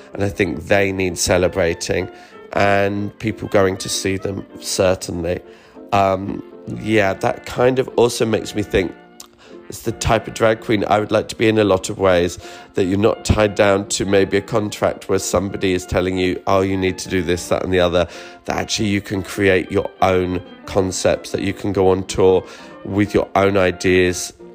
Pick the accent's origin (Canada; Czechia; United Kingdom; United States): United Kingdom; Me being a British queen